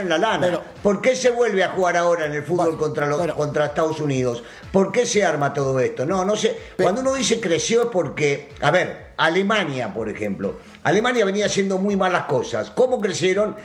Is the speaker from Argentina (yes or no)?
yes; Argentina; now in Mexico; yo soy argentino, no soy mexicano